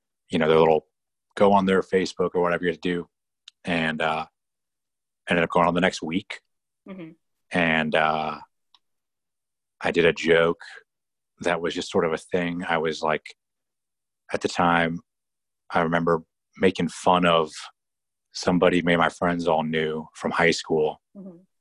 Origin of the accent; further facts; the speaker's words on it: East Bay Area, California, United States; now in Orange County, United States; originally I'm from the Bay Area